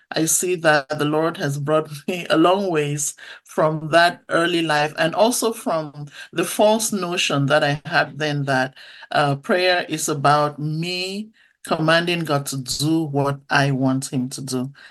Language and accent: English; Bamenda, North-West Region, Cameroon; That's where I was born in a little town called Bamenda. And uh, so, growing up in Cameroon, I went to church a lot as a little girl.